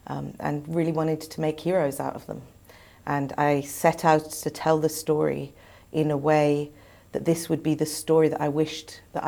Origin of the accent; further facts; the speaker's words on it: Cairo, Cairo Governorate, Egypt; I grew up in Cairo.